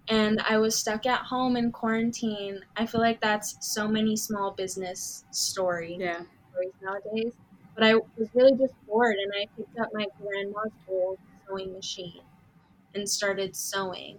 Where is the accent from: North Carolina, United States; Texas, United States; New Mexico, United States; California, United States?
California, United States; Southern; also born or lived in Florida / Canada; growing up and all of my schooling was done in Southern California